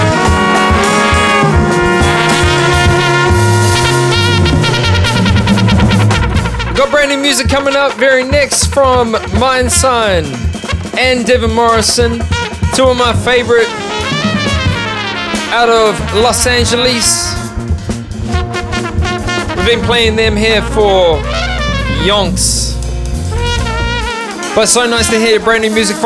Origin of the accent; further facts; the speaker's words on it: Melbourne, Victoria, Australia; my hometown right now, Melbourne